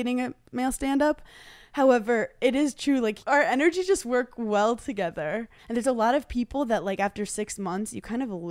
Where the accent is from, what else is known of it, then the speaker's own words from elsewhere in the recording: New York, United States; I'm from New York